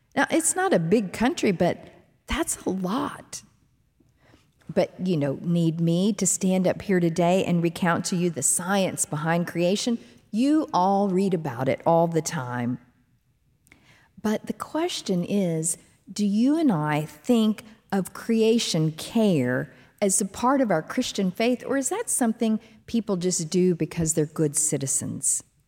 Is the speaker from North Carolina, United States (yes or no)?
no; Dallas–Fort Worth area, Texas, United States; D F W Airport, near the home where I grew up